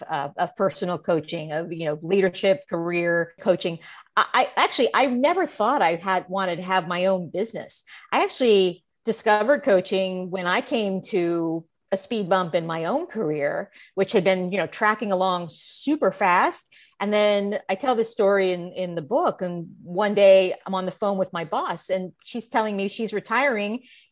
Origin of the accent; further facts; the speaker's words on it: Illinois, United States; when I look back at when I was a little kid growing up in Central Illinois, I loved to perform.